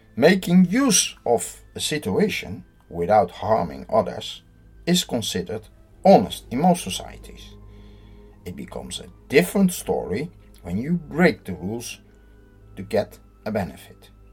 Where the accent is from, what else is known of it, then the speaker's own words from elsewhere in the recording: Netherlands; I'm from the Netherlands